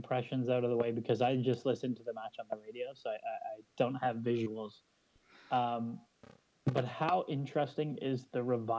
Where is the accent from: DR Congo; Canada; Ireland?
Canada; as a Canadian?